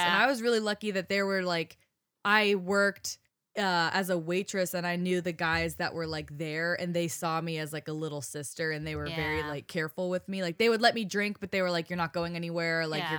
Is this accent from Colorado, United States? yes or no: yes; Boulder, Colorado, United States; I grew up in Boulder